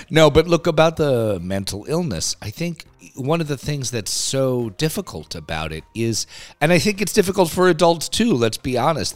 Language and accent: English; New York City, New York, United States; I'm a New Yorker